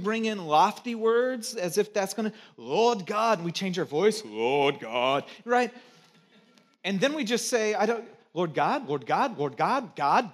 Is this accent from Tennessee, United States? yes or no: no; Santa Cruz, California, United States; moved away; also born or lived in Chicago; from Santa Cruz